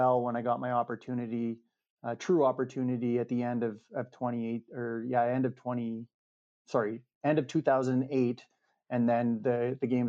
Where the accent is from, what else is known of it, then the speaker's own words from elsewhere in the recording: Regina, Saskatchewan, Canada; also born or lived in Hamilton; my hometown